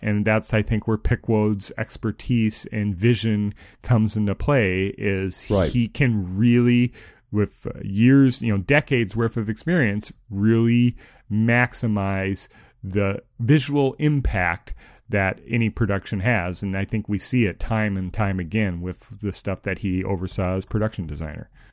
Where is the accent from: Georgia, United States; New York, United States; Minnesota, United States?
Minnesota, United States; someone who grew up in Minnesota